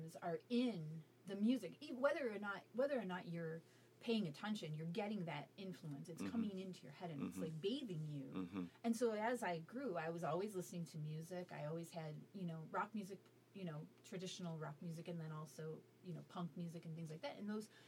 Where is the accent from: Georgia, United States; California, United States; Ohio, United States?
Ohio, United States; Cleveland; I was raised in Cleveland